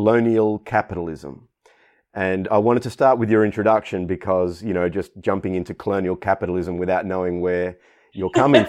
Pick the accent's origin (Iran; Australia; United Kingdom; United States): Australia; I'm a grandson of Italian migrants, and in Australia, I, growing up, experienced a lot of racism